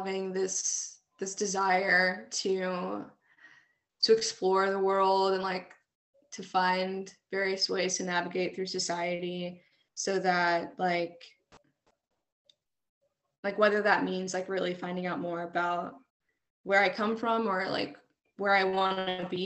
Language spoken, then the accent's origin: English; Fayetteville, North Carolina, United States; I was born and raised here in Fayetteville, North Carolina.